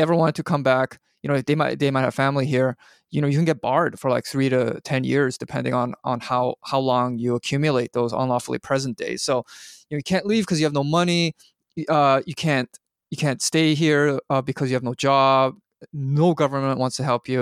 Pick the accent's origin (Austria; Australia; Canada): Canada; now in United States; as a Canadian